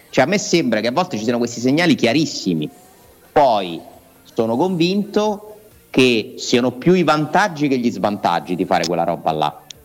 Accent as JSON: {"language": "Italian", "country": "Japan", "said": "il mio paese, il Giappone"}